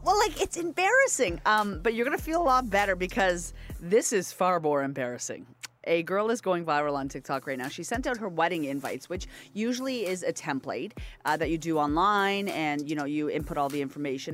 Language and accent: English; Nova Scotia, Canada; moved away; I'm from Nova Scotia and I'm very proud of my home province.